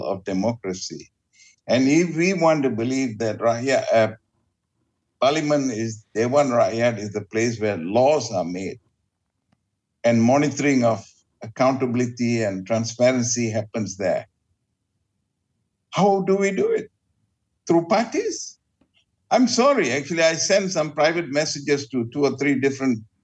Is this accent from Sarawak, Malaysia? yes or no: no; Sungai Petani, Kedah, Malaysia; now in Petaling Jaya, Malaysia; I'm originally from Sungai Petani, this is home.